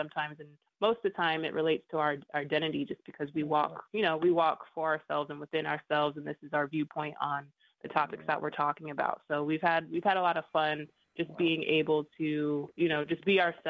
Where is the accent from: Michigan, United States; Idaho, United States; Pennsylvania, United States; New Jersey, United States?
Idaho, United States; Lapwai; also born or lived in New York; I moved from New York to Lapway, Idaho on my res